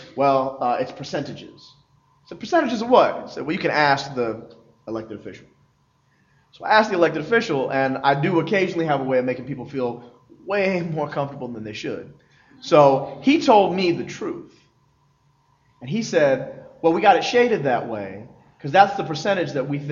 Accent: Philadelphia, Pennsylvania, United States; Philly. I'm from Philly

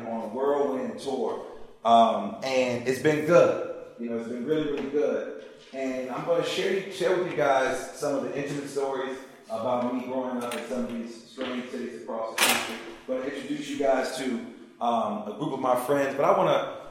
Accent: Chicago, Illinois, United States; moved away as an adult; also born or lived in Puerto Rico / Mexico; I'm originally from Chicago, grew up in Chicago, grew up in Puerto Rico, went to college in Mexico, traveled all over the country.

